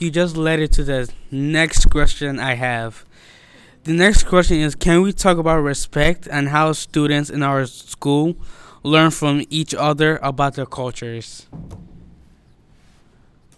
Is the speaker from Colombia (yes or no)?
no; Nigeria; moved away; Like my country, I'm from Nigeria